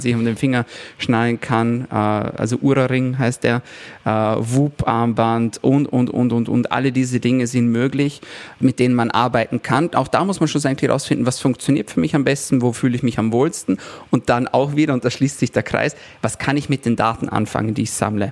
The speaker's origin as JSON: {"language": "German", "country": "Austria", "said": "bei uns in Österreich"}